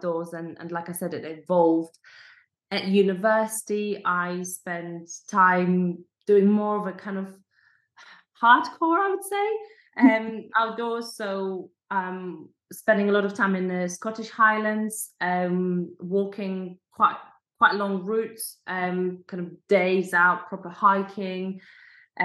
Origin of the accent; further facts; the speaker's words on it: Poland; moved away; also born or lived in Scotland; growing up in a village, I come from Poland